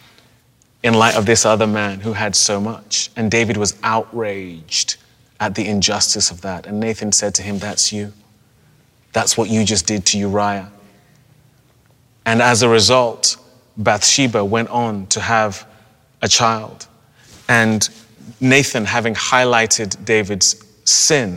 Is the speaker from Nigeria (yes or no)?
yes; Nigeria; also born or lived in Europe; now in United States; as a Nigerian from a country that has dealt with the repercussions of colonialism, or as someone who has lived in Europe